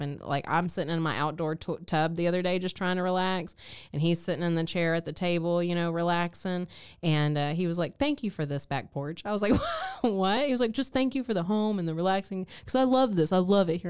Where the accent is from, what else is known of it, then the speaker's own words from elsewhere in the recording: East Texas, United States; moved away; my hometown of East Texas